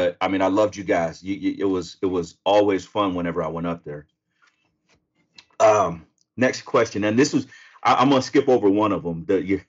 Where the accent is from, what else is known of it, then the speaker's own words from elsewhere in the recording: Sacramento, California, United States; I'm from Sacramento.